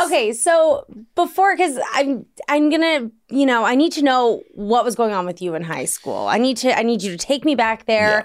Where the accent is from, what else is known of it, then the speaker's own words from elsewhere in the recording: Washington, District of Columbia, United States; moved away; D C is my hometown